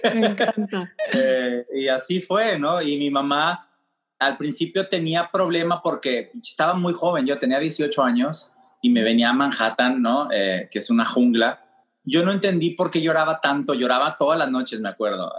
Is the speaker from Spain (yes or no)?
no; Mexico; now in New York, United States; siendo un hombre mexicano, abiertamente gay